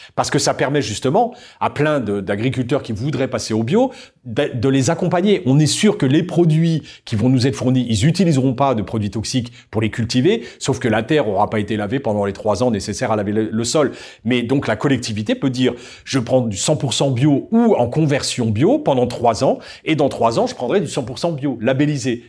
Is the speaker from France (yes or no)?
yes; France; chez nous en France